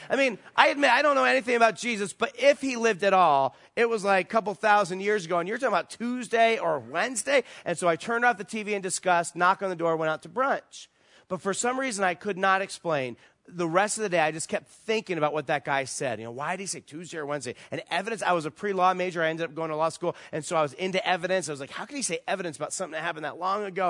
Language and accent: English; East Coast, United States; moved away as an adult; also born or lived in Virginia Beach, Virginia; now in Las Vegas, United States; we're from the East Coast, our family's there, all our friends are there